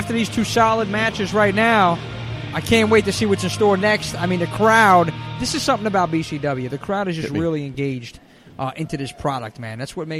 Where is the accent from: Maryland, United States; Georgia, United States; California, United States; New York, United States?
New York, United States; New York City; I'm from the Bronx